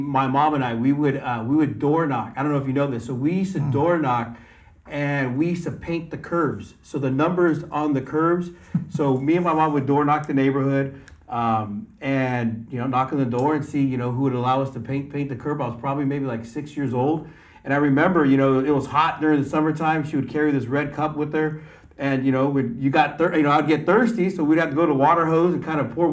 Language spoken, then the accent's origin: English; San Jose, California, United States; I was born and raised here in San Jose, went to Independence High School, went to San Jose State